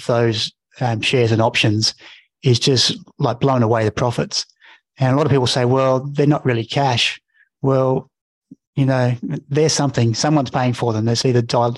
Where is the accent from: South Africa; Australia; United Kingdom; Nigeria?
Australia; Mount Gambier, South Australia; I'm a kid from Mount Gambier